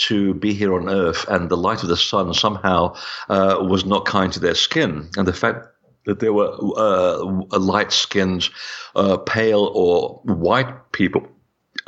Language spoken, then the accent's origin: English; Portugal; I was born in Portugal